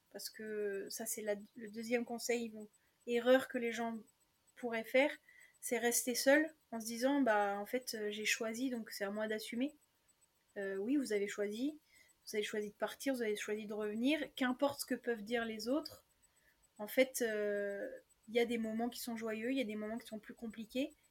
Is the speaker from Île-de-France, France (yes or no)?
no; Picardy, Hauts-de-France, France; je suis originaire de Picardie